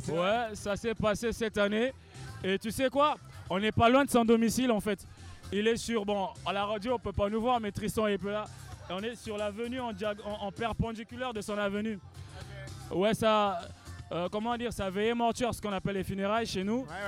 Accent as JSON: {"language": "French", "country": "Republic of the Congo", "said": "Mundele, ça veut dire blanc chez nous"}